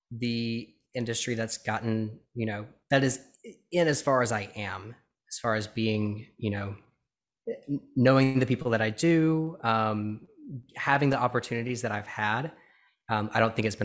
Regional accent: Birmingham, Alabama, United States; born or raised there

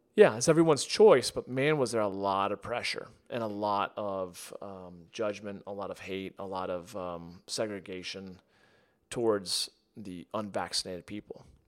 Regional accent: United States; growing up in the United States

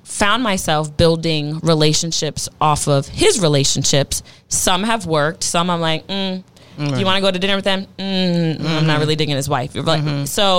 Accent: New Jersey, United States; moved away as an adult; also born or lived in Florida; now in Texas, United States; I was raised in Jersey

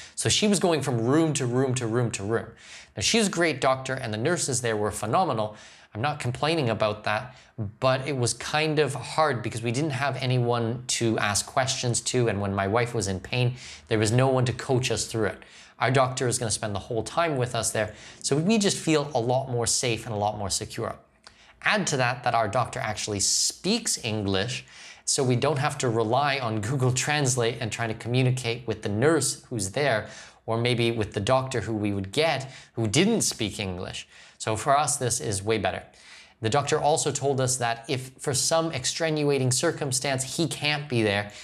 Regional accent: Ontario, Canada; now in Panama; I'm from Ontario

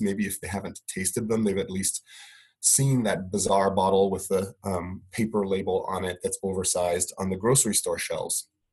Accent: Italy; I grew up in Italy

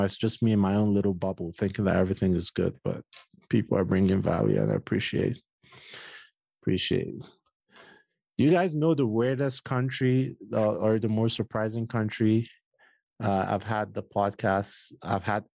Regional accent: Nigeria; I'm Nigerian

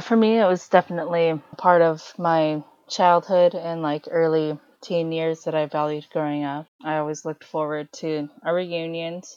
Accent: United States; also born or lived in China; we are technically from China, but at the same time, like, we did grow up here

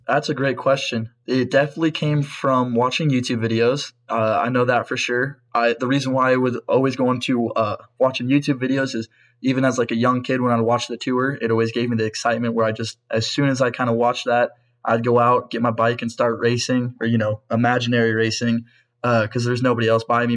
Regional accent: Pella, Iowa, United States; I'm from Pella, Iowa, and I race for First Internet Bank

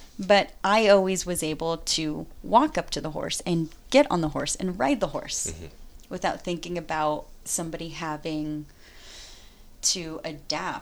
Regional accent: Northern California, United States; also born or lived in Mexico / Willows, California / Brooklyn, New York / Los Angeles; now in San Francisco, United States; I grew up in Northern California half my childhood and in Mexico

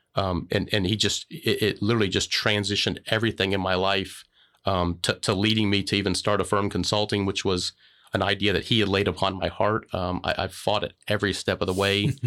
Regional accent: Florida, United States; moved away as an adult; also born or lived in Macomb, Illinois; I grew up in Florida

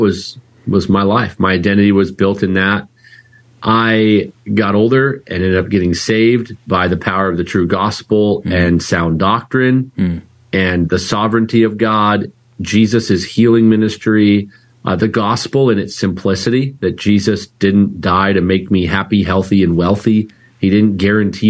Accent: Vancouver, British Columbia, Canada; now in Chandler, United States; My dad as well, he planted a church in Vancouver, British Columbia that I grew up in Canada

